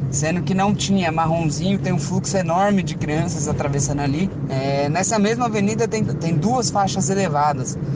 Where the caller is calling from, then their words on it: Jacareí, São Paulo, Brazil; sou de Jacareí.